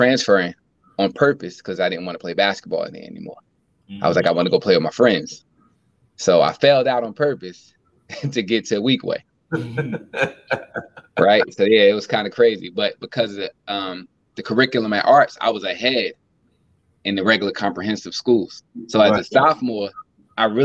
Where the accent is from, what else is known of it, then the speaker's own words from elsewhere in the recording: Newark, New Jersey, United States; also born or lived in Virginia; born and raised in Newark, New Jersey